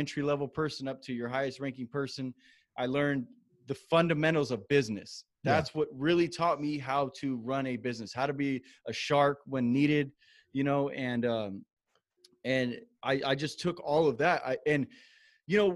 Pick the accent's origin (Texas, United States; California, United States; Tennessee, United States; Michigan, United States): California, United States; Moreno Valley; I grew up in a town called Moreno Valley in Southern California